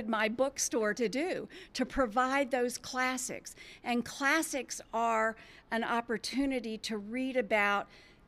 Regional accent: D.C., District of Columbia, United States; moved away; I grew up outside Washington, D.C.

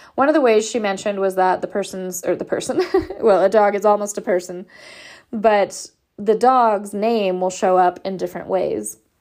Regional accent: Southern California, United States; moved away as an adult; also born or lived in Portland, Oregon / Pacific Northwest / Washington / Idaho; I am from Southern California

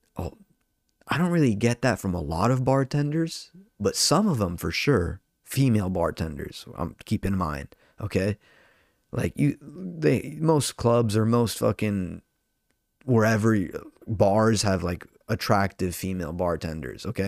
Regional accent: Orange County, California, United States; I'm from Orange County

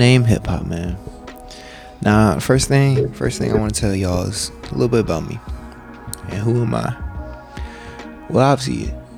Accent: Gwinnett, Atlanta, Georgia, United States; also born or lived in Mississippi; we gotta adapt to the Atlanta culture because we moved away from Mississippi. That's where your boy was born, and we moved here about when I was about 5, 6. You know, started living in Gwinnett

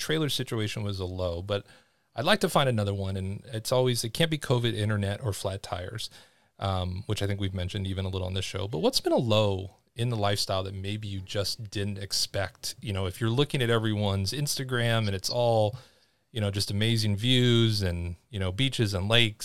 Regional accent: Los Angeles, California, United States; moved away; I'm from Los Angeles. You know, our yards were like 8 foot by 10 foot

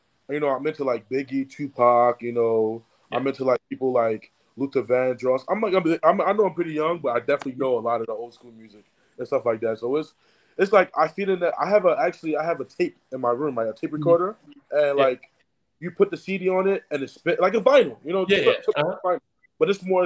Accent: Nigeria; now in Tallahassee, United States; I'm Nigerian

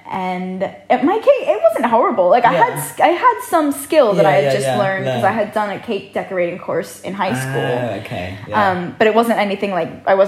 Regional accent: Pennsylvania, United States; moved away as an adult; now in London, United Kingdom; when I came back to London, so I'm from the States, Pennsylvania, so I'd gone home for Christmas

